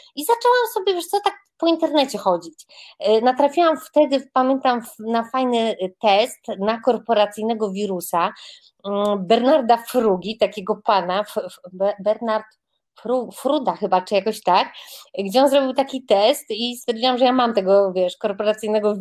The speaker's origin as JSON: {"language": "Polish", "town": "Grodzisk Mazowiecki", "region": "Masovian Voivodeship", "country": "Poland", "said": "jestem taką dziewczynką spod Warszawy, z Grodziska Mazowieckiego"}